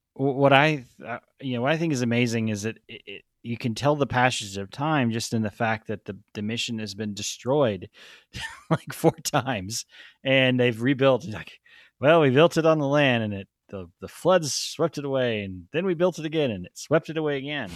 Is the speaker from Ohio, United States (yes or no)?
no; North Texas, United States; growing up near Oklahoma when I was a young kid in North Texas